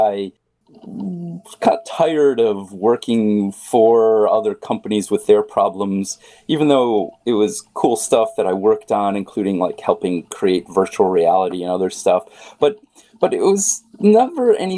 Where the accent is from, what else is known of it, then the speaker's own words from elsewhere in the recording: San Francisco, California, United States; my hometown, San Francisco.